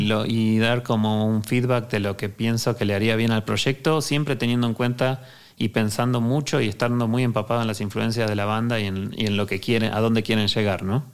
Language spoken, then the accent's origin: Spanish; Argentina; now in Mexico; venimos de Argentina